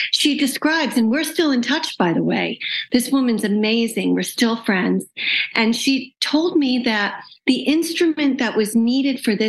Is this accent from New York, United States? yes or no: no; Western Massachusetts, United States; I was born in Western Massachusetts in a town that unfortunately doesn't really have any large teaching institutions, hospitals